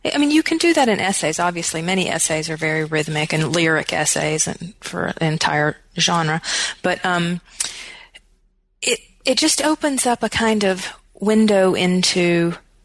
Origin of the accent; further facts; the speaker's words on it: Wytheville, Virginia, United States; moved away as an adult; now in Tennessee, United States; my hometown at all, which I do hope to do, of Wytheville, Virginia